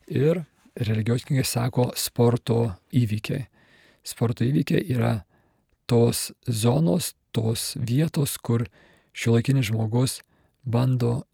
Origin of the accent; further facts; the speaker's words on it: Kaunas, Kaunas County, Lithuania; aš pats esu kaunietis ir, ir krepšinis man nuo vaikystės svarbus